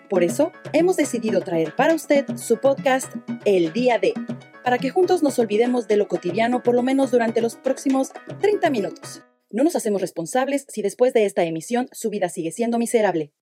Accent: Veracruz, Mexico; moved away as an adult; also born or lived in Mexico City; now in Dublin, Ireland; soy originario de la Ciudad de México, Chilango pero pues viví la mayor parte de mi vida en Veracruz, así que pues ahí tengo mitad de mitad, ¿no? Jarocho y Chilango

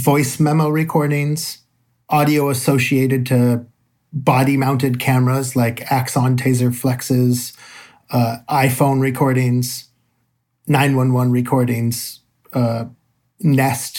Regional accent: San Francisco Bay Area, California, United States; I'm from the San Francisco Bay Area

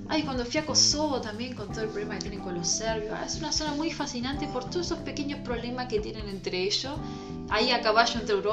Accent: Uruguay; Acá somos todos uruguayos, somos más o menos todos parecidos, venimos más o menos todos del mismo lado, tenemos la misma mezcla

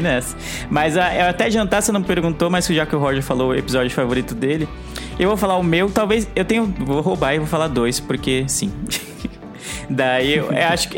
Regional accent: São Paulo, Brazil; eu sou de São Paulo

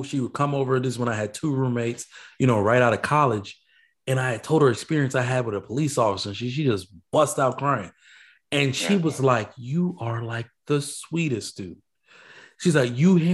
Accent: Nigeria; I'm Nigerian.

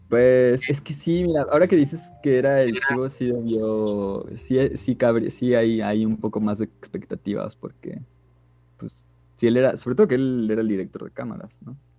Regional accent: Mexico; somos de México

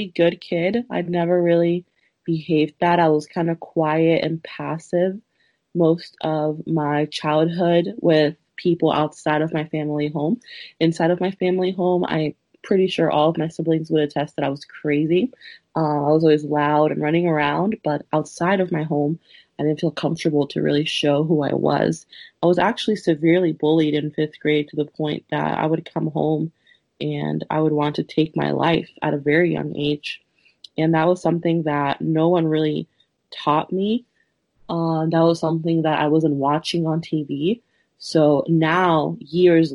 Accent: Woodbridge, Virginia, United States; also born or lived in Peru; I have lived in Woodbridge, Virginia, just about my whole life. I was born in Peru, and I came to Woodbridge when I was like around 4 or 5.

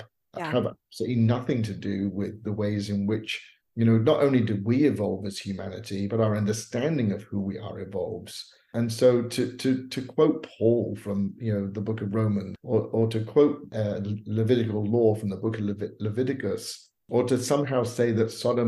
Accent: Bournemouth, South West England, United Kingdom; moved away as an adult; also born or lived in Los Angeles, United States; now in United States; my hometown in Bournemouth, England

